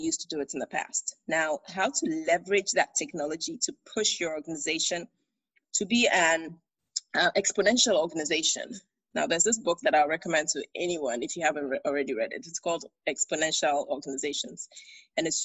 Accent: Accra, Greater Accra, Ghana; moved away as an adult; also born or lived in Minnesota, United States / United Kingdom; I am Ga, I'm from Ustu, and so you can't take me away from my Ga Kinki

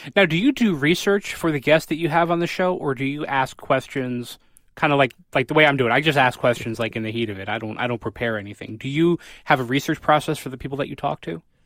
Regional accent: New Haven, Connecticut, United States; I'm from New Haven

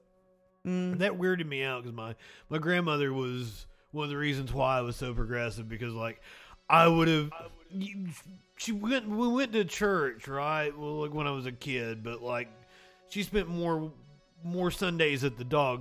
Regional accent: Pike County, Kentucky, United States; moved away; I'm from Pike County, Kentucky

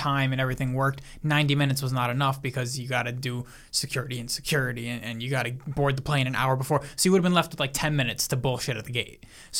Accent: Italy; people, I'm Italian.

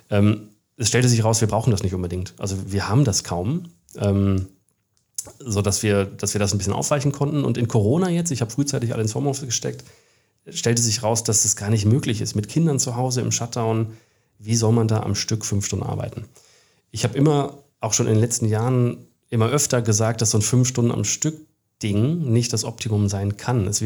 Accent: Bielefeld, North Rhine-Westphalia, Germany; also born or lived in Australia / Bavaria, Germany / England; Ich bin Bielefelder. Ich war aber zum Glück jahrelang auch woanders. Ich war ein paar Jahre in Australien, ich war ein paar Jahre in Bayern, das ist ja auch Ausland. Ich war in England ein Jahr

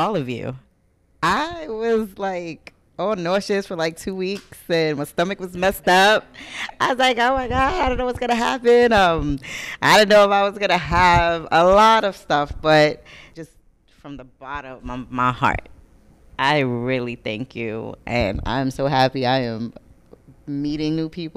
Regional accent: New York City, New York, United States; because I'm from the Bronx. I live in the Bronx

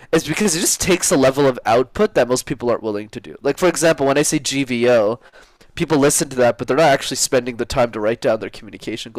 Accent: Montreal, Quebec, Canada; I grew up in Montreal, where I still live in Canada.

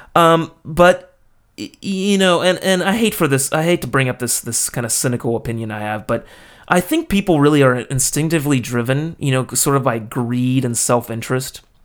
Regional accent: United States; now in Japan; as an American, you know, I grew up in a in a fairly individualist culture

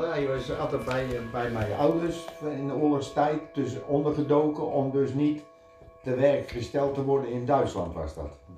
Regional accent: Netherlands; Nee. Ik ben echt een Hollander.

